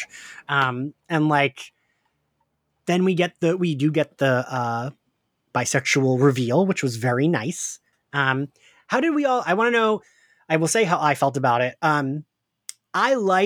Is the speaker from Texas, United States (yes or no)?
no; right outside of Philadelphia, Pennsylvania, United States; Kim and I grew up right outside of Philly.